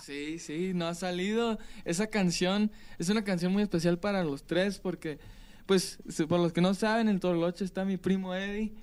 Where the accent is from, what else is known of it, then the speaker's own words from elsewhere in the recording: Palm Springs, California, United States; Yo soy de California, nací en California